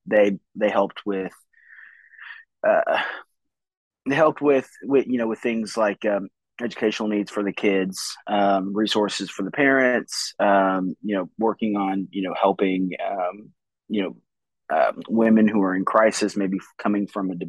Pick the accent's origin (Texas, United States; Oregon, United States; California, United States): California, United States; now in Bentonville, United States; Originally, I'm from California, but I live in the Bentonville area now